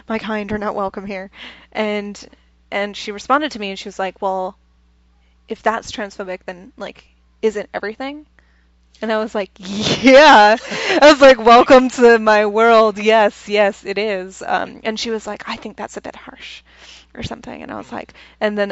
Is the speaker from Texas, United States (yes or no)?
yes; Texas, United States; moved away; I'm from Texas